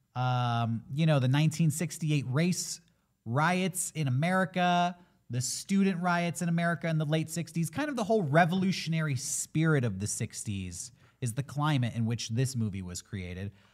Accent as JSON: {"language": "English", "country": "United States", "said": "as an American"}